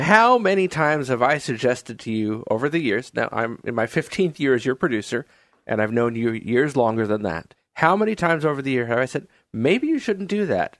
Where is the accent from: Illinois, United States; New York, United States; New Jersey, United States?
New York, United States; now in Oregon, United States; I grew up in New York